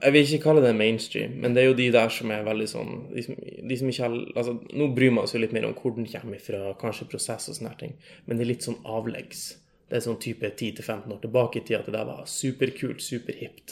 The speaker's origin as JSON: {"language": "Norwegian", "town": "Lavangen", "region": "Troms", "country": "Norway", "moved": "yes", "lives_now": "Tromsø, Norway", "said": "jeg kommer fra ei lita bygd som heter Lavangen"}